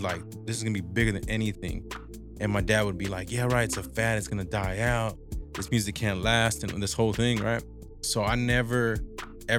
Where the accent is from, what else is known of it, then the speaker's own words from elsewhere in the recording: Rosemead, California, United States; moved away; also born or lived in Boyle Heights, Los Angeles; I was raised in Rosemead in East